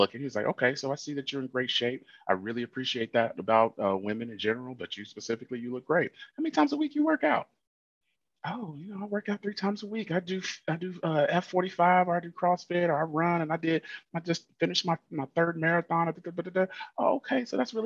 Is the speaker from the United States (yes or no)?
yes; Illinois, United States; I'm from Illinois